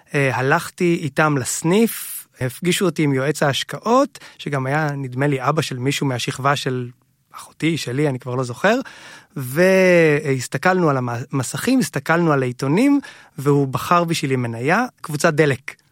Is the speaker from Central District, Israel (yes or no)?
yes; Hod HaSharon, Central District, Israel; גדלנו בהוד השרון